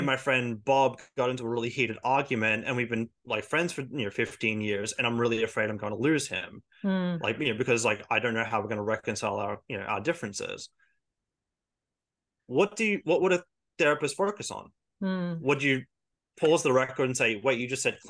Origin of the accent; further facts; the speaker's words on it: Australia; We do care about our culture, and, you know, we do have a cultural identity, but we don't think of it as white, we think of it as Australian